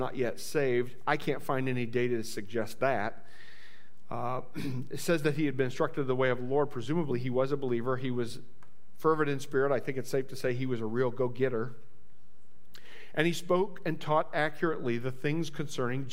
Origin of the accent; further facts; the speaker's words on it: Indiana, United States; I'm from Indiana.